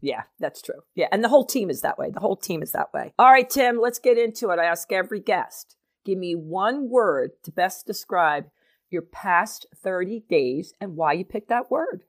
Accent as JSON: {"language": "English", "region": "New Jersey", "country": "United States", "tie": "born or raised there", "moved": "yes", "lives_now": "Pennsylvania, United States", "said": "I grew up in Jersey"}